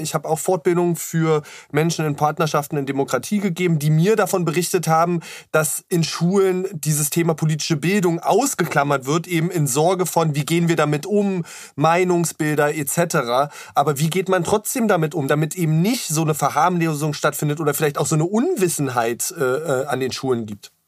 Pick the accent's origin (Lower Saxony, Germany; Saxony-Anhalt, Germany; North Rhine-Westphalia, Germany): Saxony-Anhalt, Germany; ich bin ja auch im Osten ähm, aufgewachsen, in Sachsen-Anhalt